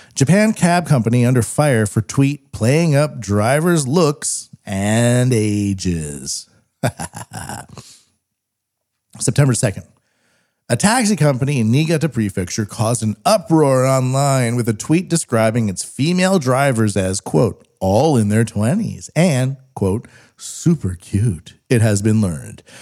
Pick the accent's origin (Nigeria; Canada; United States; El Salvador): Canada; Western Canada; I'm Western Canadian